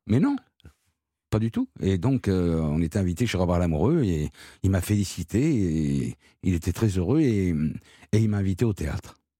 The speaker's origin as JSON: {"language": "French", "town": "Marseille", "region": "Provence-Alpes-Côte d'Azur", "country": "France", "tie": "born or raised there", "said": "quand j'étais gamin à Marseille"}